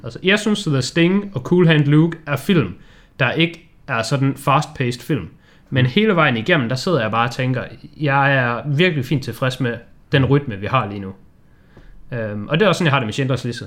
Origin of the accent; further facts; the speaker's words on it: Denmark; vi er danskere